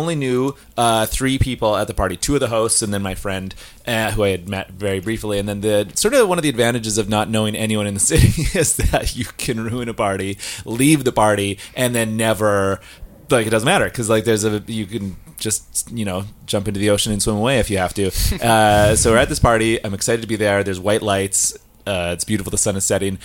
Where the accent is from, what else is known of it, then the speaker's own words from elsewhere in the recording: Saskatchewan, Canada; moved away as an adult; now in Vancouver, Canada; I am from Saskatchewan, and I live in Vancouver for a long time